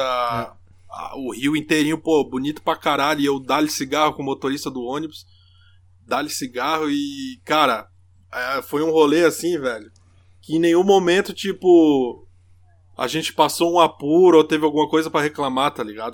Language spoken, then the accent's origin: Portuguese; Brazil; now in Germany; somos do Brasil